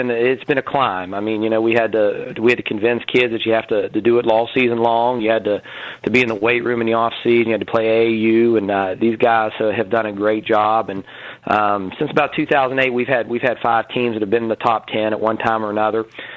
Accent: Clarksburg, West Virginia, United States; moved away; I'm from the Clarksburg area originally

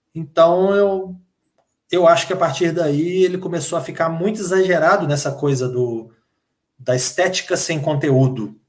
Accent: Minas Gerais, Brazil; eu sou mineiro

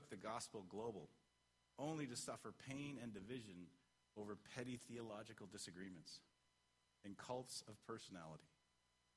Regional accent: Canada; I'm Canadian

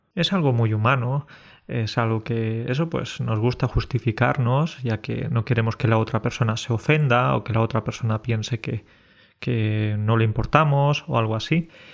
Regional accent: Spain; Decir que somos españoles es una manera de justificar que por ser españoles ya podemos llegar tarde

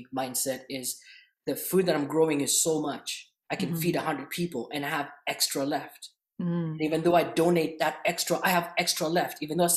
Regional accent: Kenya; moved away as an adult; now in Canada; I grew up in Kenya, by the way, in just a little bit of a back history. And I came to Canada not too long ago

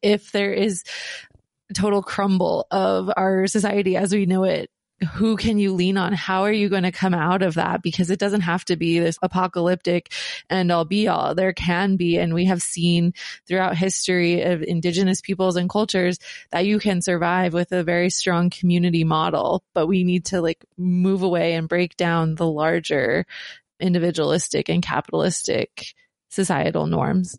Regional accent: United States; as the U S, we are taught that we need to be on the offense always to protect our power, especially growing up in the, um, post nine eleven era

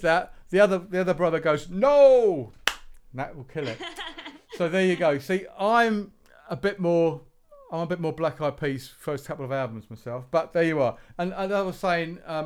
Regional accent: Woking, South East England, United Kingdom; we're from Woking

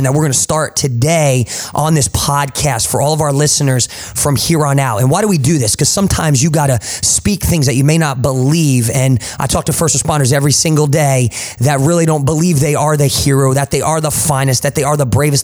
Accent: Jersey Shore, New Jersey, United States; accent: Jersey; now in Tulsa, United States; my Jersey accent

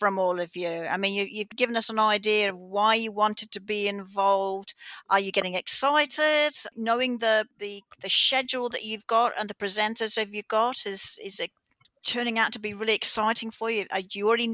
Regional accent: Australia; I'm from Australia

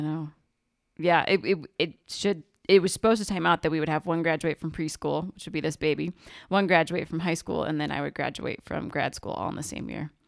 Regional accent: Kansas City, United States; now in Denver, United States; we grew up in Arch, Can-, Archdiocese of Kansas City, Kansas. Well, slash Missouri

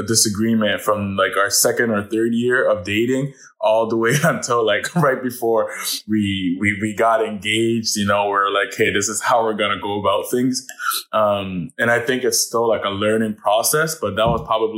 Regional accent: Ottawa, Ontario, Canada; I'm from Ottawa

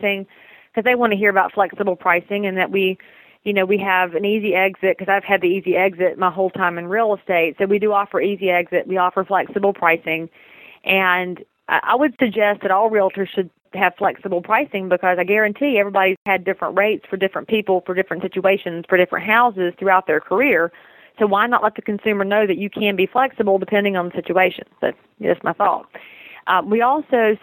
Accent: Southern, United States; accent: Southern; my Southern accent

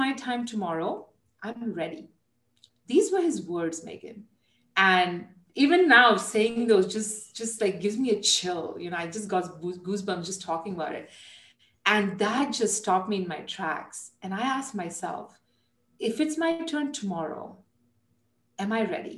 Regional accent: India; moved away; And I'm Indian. I was, you know, was born there, raised there.

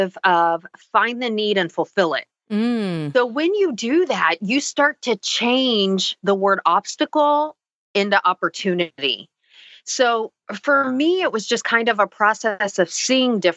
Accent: Indianapolis, Indiana, United States; also born or lived in Florida; I grew up in Indianapolis, Indiana

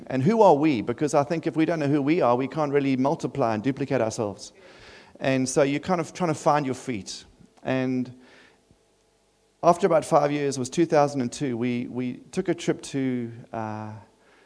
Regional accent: Durban, KwaZulu-Natal, South Africa; also born or lived in Adelaide; now in Sydney, Australia; I'm from Durban in South Africa.

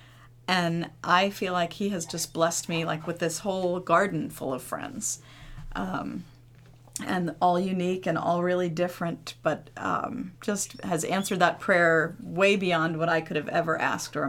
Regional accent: Philadelphia, Pennsylvania, United States; moved away as an adult; also born or lived in Vermont; now in Delaware, United States; I grew up in Philly

